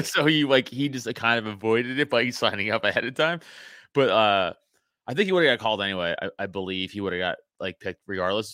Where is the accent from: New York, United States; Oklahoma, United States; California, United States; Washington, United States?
New York, United States; New York City; now in Philadelphia area, United States; I was a sophomore in high school, I'm from New York Ci, I'm, you know, from Staten Island